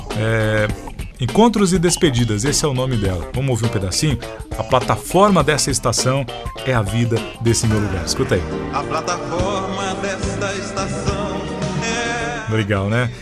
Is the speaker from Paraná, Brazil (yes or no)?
yes; Congonhas, northern Paraná, Brazil; also born or lived in Rancho Alegre, Paraná; eu cresci em Congonhas. Congonhas fica a 90 quilômetros de Londrina